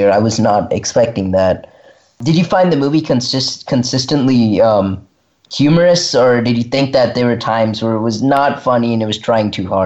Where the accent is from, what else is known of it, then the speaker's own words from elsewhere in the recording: Brentwood, Tennessee, United States; from Brentwood, Tennessee, and you are listening to Kids First Coming Attractions.